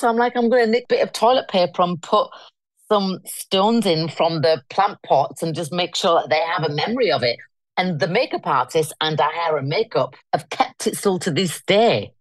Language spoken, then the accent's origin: English; Leeds, Yorkshire and the Humber, United Kingdom; I come from Leeds. I'm a northern girl. Hence, I'm back in my hometown now.